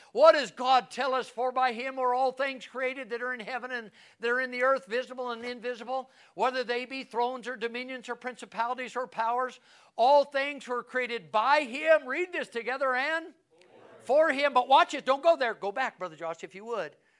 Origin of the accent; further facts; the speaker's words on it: United States; as American, as a, as a, as a, a, a, as a pastor